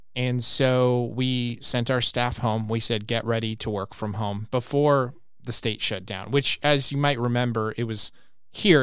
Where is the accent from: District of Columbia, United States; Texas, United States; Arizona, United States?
Arizona, United States; Glendale; I was over by Landmark Middle School in, near downtown Glendale